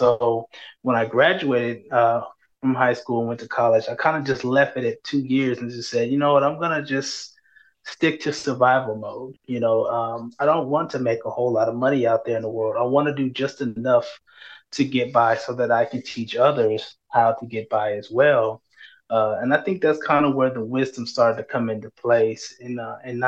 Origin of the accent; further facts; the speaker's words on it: San Antonio, Texas, United States; I was born and raised in San Antonio.